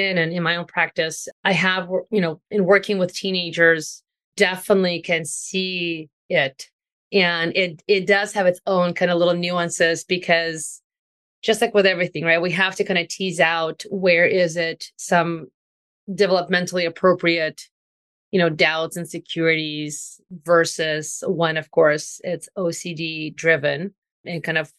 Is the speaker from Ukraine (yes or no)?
yes; Ukraine; moved away; I'm also from Ukraine originally